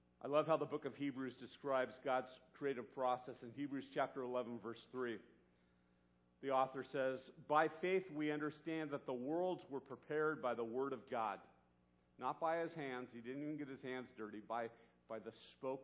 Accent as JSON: {"language": "English", "town": "Santa Barbara", "region": "California", "country": "United States", "tie": "born or raised there", "said": "When I was 13 years old growing up in Santa Barbara"}